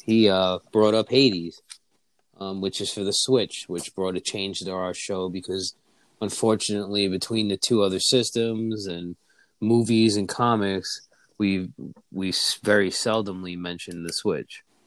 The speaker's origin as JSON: {"language": "English", "region": "New York", "country": "United States", "tie": "born or raised there", "moved": "yes", "lives_now": "Pennsylvania, United States", "said": "New York back to my hometown"}